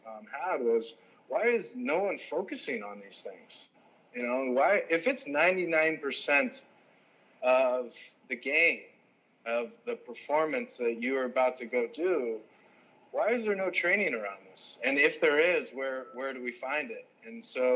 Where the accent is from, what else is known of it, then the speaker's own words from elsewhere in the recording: South Lake Tahoe, California, United States; also born or lived in San Diego / Bolivia / Germany / Los Angeles; I'm from South Lake Tahoe